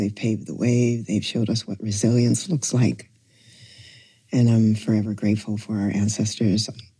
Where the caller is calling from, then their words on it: Oakland, California, United States; And I am calling in from Oakland, is the Ohlone land originally.